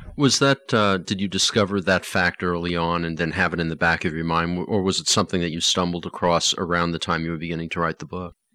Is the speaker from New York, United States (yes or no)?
yes; New York City, New York, United States; I grew up in Queens